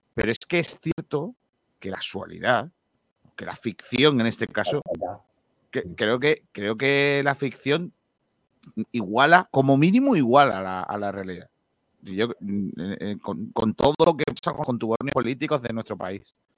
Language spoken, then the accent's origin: Spanish; Málaga, Andalusia, Spain; cuando me preguntaban de dónde eres, de, Málaga